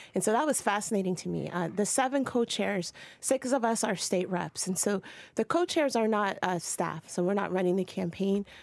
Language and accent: English; Ohio, United States; now in Massachusetts, United States; I'm from Ohio. A white redneck guy from Ohio where I grew up